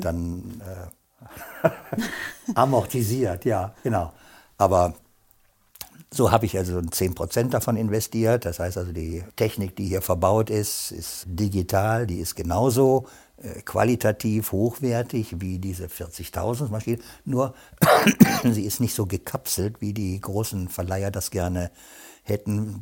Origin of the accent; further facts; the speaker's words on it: North Rhine-Westphalia, Germany; now in Sankt Augustin, Germany; ich bin vom linken Niederrhein, deswegen bin ich heute noch Fan von Borussia Mönchengladbach. Und leider gibt es Kaisers Kaffee nicht mehr. Damit bin ich quasi aufgewachsen in der Stadt